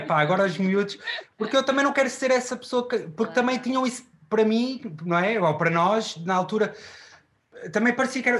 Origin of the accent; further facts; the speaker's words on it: Queluz, Lisbon, Portugal; also born or lived in Chaves; tenho uma vivência na, na linha de Sintra, em, no, no Monte Abrão, em Queluz